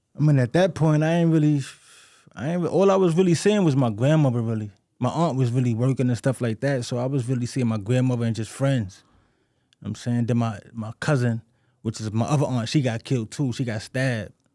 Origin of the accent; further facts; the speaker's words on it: New York City, New York, United States; I grew up in the Bronx, you know what I'm saying? Patterson Projects